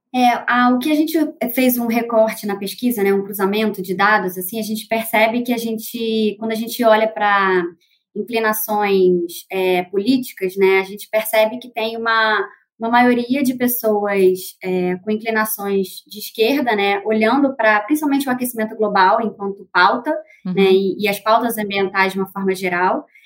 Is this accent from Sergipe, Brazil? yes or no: no; Rio de Janeiro, Brazil; sou carioca